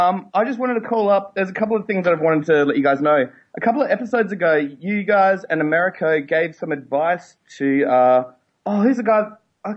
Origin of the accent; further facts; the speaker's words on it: Australia; Being Australian